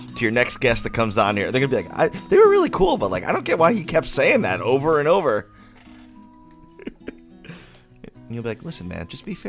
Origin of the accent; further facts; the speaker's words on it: Branford, Connecticut, United States; moved away as an adult; now in Portland, United States; I'm from Brantford originally, though.